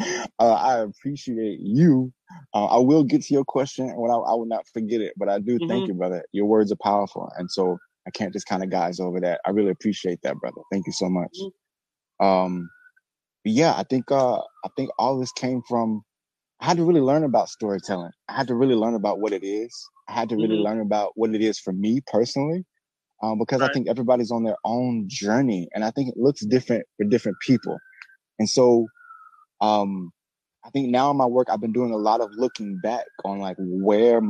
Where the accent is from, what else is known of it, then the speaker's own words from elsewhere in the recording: Birmingham, Alabama, United States; now in Brooklyn, New York, United States; I'm originally from Birmingham, Alabama